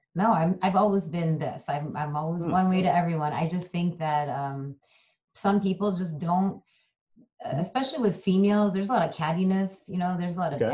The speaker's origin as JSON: {"language": "English", "region": "Kerala", "country": "India", "also_born_or_lived": "San Francisco, United States", "first_language": "Malayalam", "second_language": "English", "moved": "yes", "lives_now": "United States", "said": "in my native language of malayalam and i originate from kerala india so we're called malayalis"}